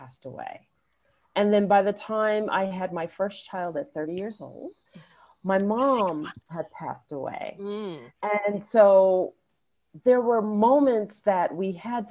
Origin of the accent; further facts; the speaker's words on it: New York City, New York, United States; growing up in Queens, New York, a New Yorker through and through